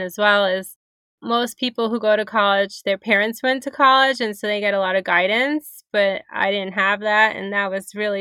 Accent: New York City, New York, United States; I grew up in Brooklyn, New York.

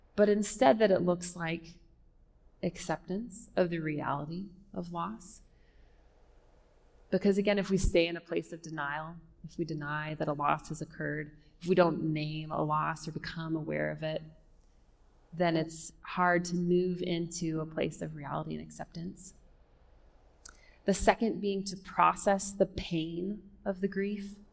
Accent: California, United States; now in Denver, United States; I'm from California

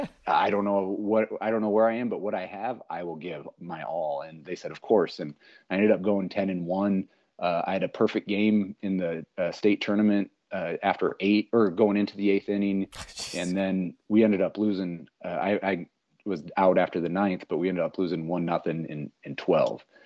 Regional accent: Sioux City, Iowa, United States; moved away; also born or lived in Minneapolis; I'm just this little punk from Sioux City, Iowa

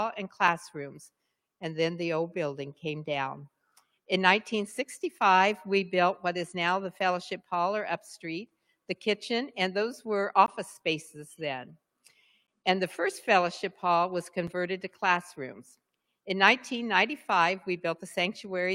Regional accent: United States; I did have the privilege of growing up in Bachelor Creek. I grew up just a couple miles down the road on 200 North.

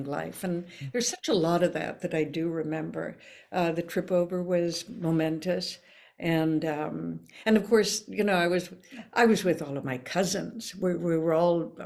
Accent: Minneapolis, Minnesota, United States; first language Norwegian; English is a second language; also born or lived in Robbinsdale, Minnesota; where I grew up in Minneapolis, I think it was a suburb of Oslo

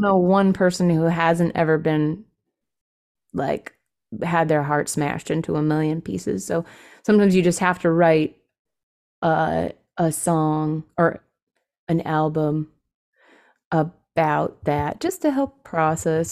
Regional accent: California, United States; also born or lived in San Francisco; being a Californian

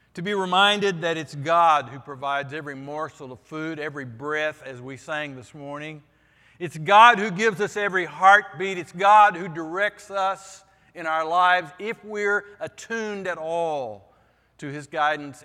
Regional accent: Vernon, Texas, United States; moved away; in my church when I was growing up in Vernon, Texas.

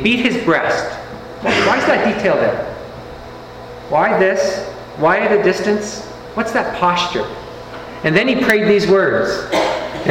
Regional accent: Canada; I'm Canadian

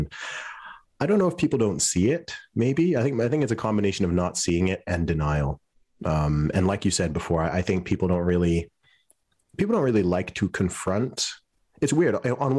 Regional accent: Saudi Arabia; also born or lived in Luton, United Kingdom; You know, I grew up in Saudi Arabia. I lived in Saudi Arabia for 20 years.

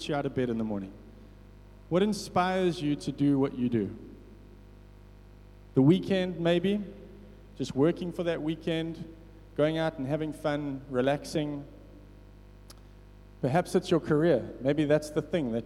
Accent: Richards Bay, KwaZulu-Natal, South Africa; growing up in Richards Bay, I grew up in Merensia, beautiful suburb right near the beach.

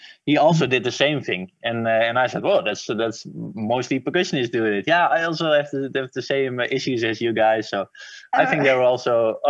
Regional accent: Netherlands; We have, of course, in Holland

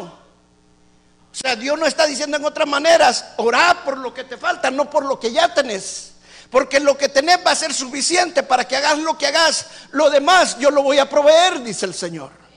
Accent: El Salvador; now in Houston, United States; En mi país

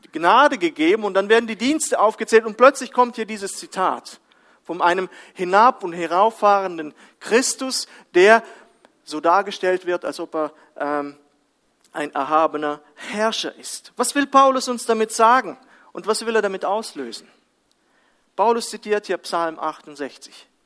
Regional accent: Kazakhstan; kam mir äh, ein anderes Bild aus meiner Kindheit in Kasachstan.

